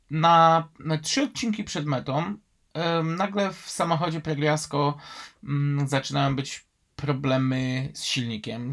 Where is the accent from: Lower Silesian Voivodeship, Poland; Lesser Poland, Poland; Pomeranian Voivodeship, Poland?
Lesser Poland, Poland; Kraków; Ja jako Krakus